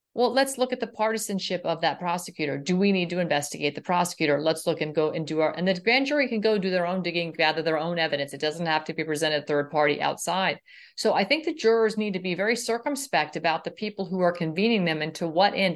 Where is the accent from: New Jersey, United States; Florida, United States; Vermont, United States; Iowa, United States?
Florida, United States; my home state of Florida